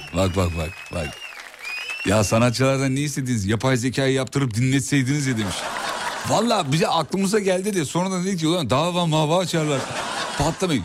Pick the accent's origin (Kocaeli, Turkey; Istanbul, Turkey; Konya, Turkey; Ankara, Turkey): Kocaeli, Turkey; moved away; also born or lived in Black Sea Region; Kocaeli benim memleketim